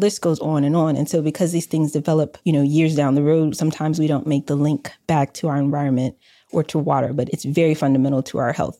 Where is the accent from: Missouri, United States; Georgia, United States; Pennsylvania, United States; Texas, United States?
Georgia, United States; Atlanta; moved away as an adult; also born or lived in Massachusetts; I was born and raised in the Swat, Southwest Atlanta